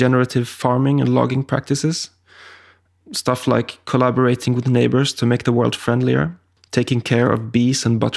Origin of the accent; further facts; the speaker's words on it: Sweden; my home country of Sweden